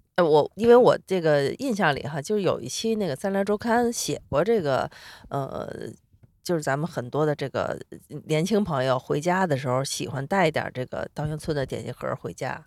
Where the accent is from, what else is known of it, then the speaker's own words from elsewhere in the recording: Beijing, China; 我作为一个北京人